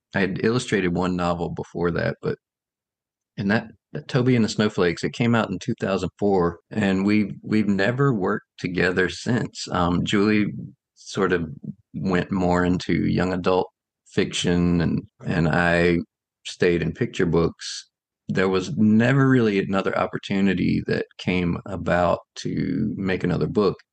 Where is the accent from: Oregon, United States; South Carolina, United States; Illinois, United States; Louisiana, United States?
South Carolina, United States; also born or lived in Chicago area; now in Chicago, United States; I grew up in South Carolina. I live in the Chicago area now